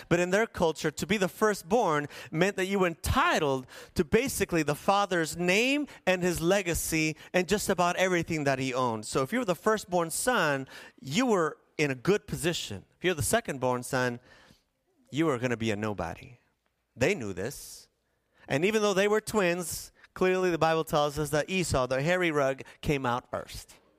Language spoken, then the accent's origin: English; La Paz, Bolivia; The place where I was born and raised in La Paz was like a fish bowl